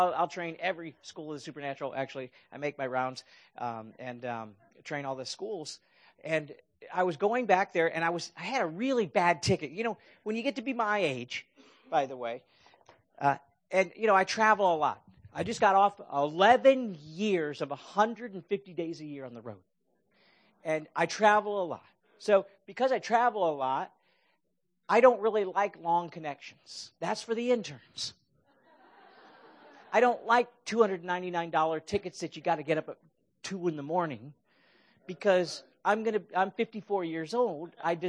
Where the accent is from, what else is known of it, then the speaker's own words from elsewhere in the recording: Akron, Ohio, United States; moved away as an adult; also born or lived in Bay Area, California; now in California, United States; I'm from Akron. I grew up in Akron, Ohio. And I knew that I'd been a California transplant, you know, for more than half my life now.